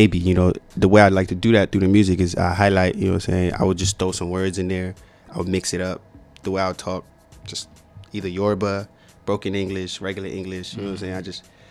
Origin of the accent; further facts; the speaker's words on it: Maryland, United States; also born or lived in Nigeria; But then I grew up in Plainsburg, Maryland.